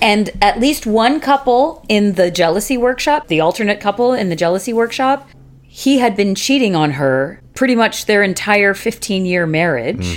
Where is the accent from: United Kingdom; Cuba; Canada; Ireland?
Canada; we're Canadian.